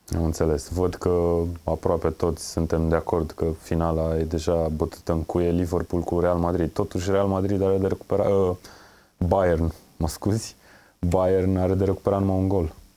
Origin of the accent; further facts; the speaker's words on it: Brașov, Brașov County, Romania; Eu sunt din Brașov